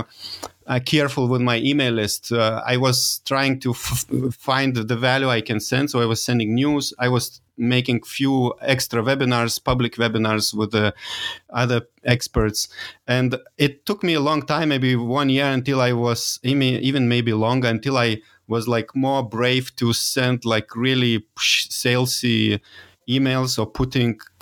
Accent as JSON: {"language": "English", "country": "Lithuania", "also_born_or_lived": "Dresden", "second_language": "English", "moved": "yes", "said": "I'm from Lithuania, so it, I'm not an English native speaker"}